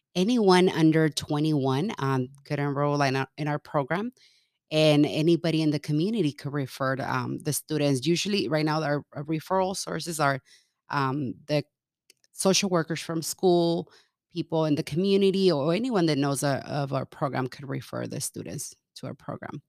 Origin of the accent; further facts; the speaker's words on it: California, United States; moved away as an adult; also born or lived in Mexico / Kansas; now in Omaha, United States; I grew up in California